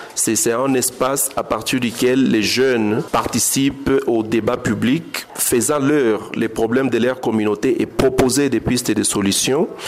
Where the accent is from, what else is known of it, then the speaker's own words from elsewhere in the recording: Goma, North Kivu, DR Congo; Je suis un jeune de Goma, j'ai grandi à Goma